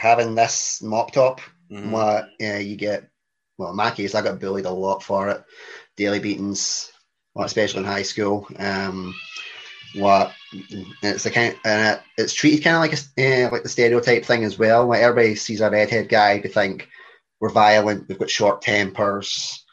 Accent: Coatbridge, Scotland, United Kingdom; accent: Glaswegian; also born or lived in Airdrie; Born and bred in Scotland in my wee district, of Airdrie, then Coatbridge

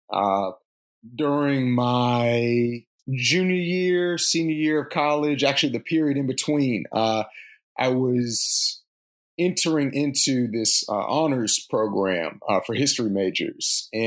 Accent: North Carolina, United States; I'm from North Carolina

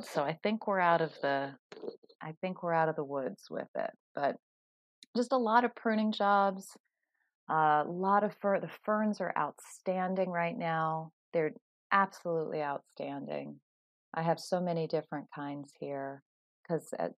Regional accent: California, United States; moved away as an adult; I'm from California. And I'm still feeling the chill from moving over here 20 years ago

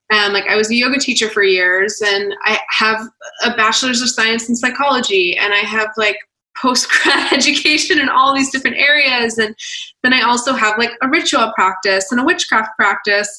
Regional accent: Atlanta, Georgia, United States; I'm from Atlanta. So like, I get the whole South vibe.

